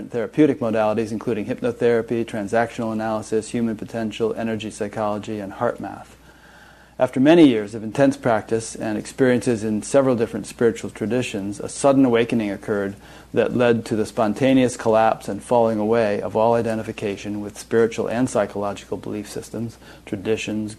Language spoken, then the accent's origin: English; Fairfield, Connecticut, United States; I grew up in Fairfield, but I taught all around Fairfield County